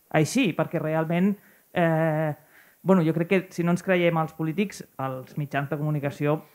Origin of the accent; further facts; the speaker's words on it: L'Argilaga, Catalonia, Spain; vinc de l'Argilaga, un micropoble que està una miqueta més cap allà.